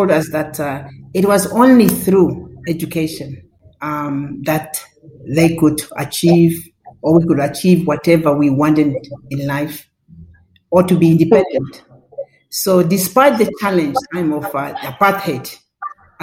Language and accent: English; Odibo, Ohangwena, Namibia; also born or lived in Windhoek; the greatest part of my childhood, actually, was I spent at the village where my parents come from, northern Namibia